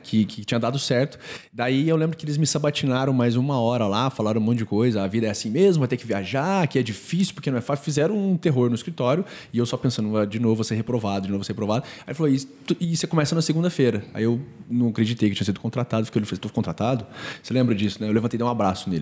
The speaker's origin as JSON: {"language": "Portuguese", "town": "Franca", "region": "São Paulo", "country": "Brazil", "said": "Eu sou do interior, assim como o Matheus, Matheus é de Jundiaí, eu sou de Franca"}